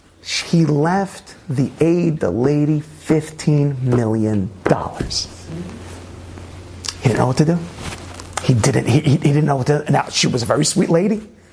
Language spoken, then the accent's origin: English; New York City, New York, United States; I grew up in Brooklyn, you know, representing all that stuff.